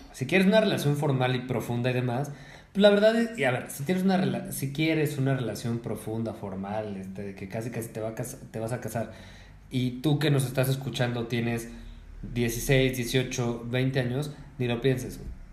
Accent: Mexico; yo soy un hombre mexicano de quince años

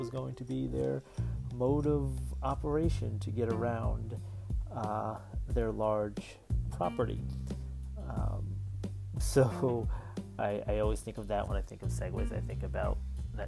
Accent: New Jersey, United States; I grew up in New Jersey

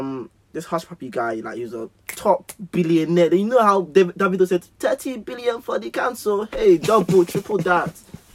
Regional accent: Nigeria; as soon as I mentioned I'm Nigerian, they're saying, ah, we can't work with you at the moment.

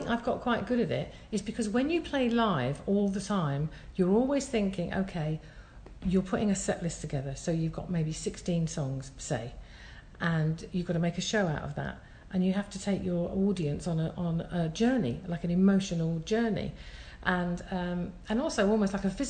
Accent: Scotland, United Kingdom; I'm Scottish

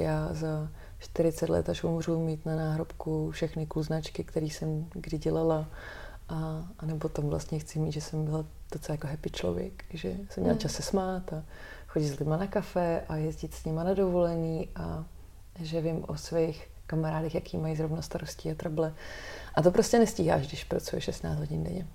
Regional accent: Czechia; jako Češi všichni

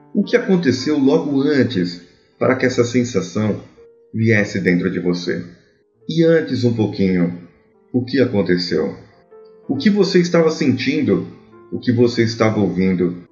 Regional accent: São Paulo, Brazil; sou paulistano

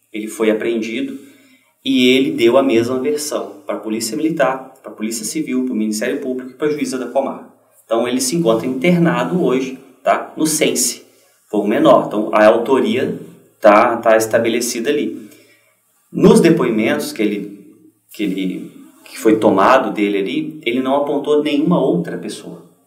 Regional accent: Juiz de Fora, Minas Gerais, Brazil; moved away as an adult; also born or lived in Paraná; lá na minha cidade de Juiz de Fora

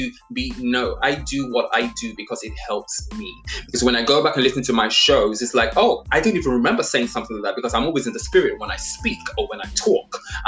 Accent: Nigeria; also born or lived in England; I was born in England, but I grew up in Nigeria

